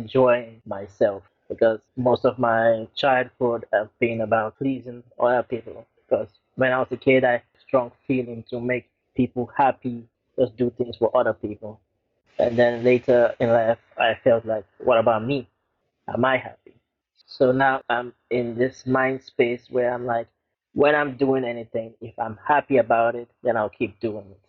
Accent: Lagos, Nigeria; Growing up in Lagos, Nigeria, it's a very strange area where I grew up

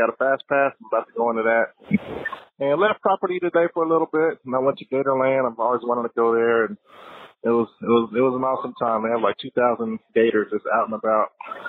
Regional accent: Kansas City, United States; I'm from Kansas City.

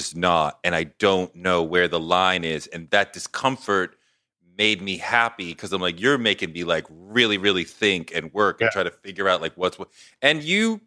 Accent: Randolph, Massachusetts, United States; also born or lived in Fort Greene, Brooklyn, New York; now in New York, United States; I grew up in Boston

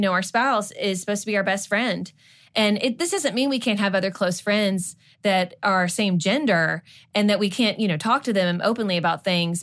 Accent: Kentucky, United States; moved away as an adult; also born or lived in Georgia; when we first moved away from kind of our hometown in Kentucky.

